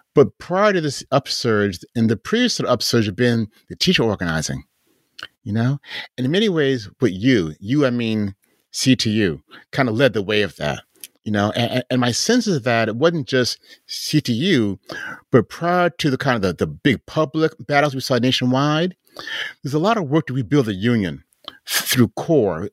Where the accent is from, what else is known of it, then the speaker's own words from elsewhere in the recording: Chicago, Illinois, United States; moved away; that's my hometown